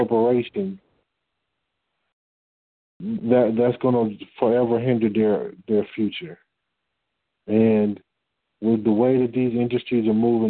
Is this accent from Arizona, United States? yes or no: no; Detroit, Michigan, United States; I'm from Detroit.